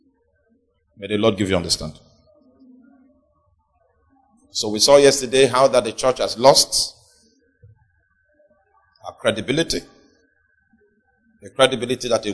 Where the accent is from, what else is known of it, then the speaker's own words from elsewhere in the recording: Nigeria; Even in our deteriorated state, we still, in terms of statistics, we are still the most religious nation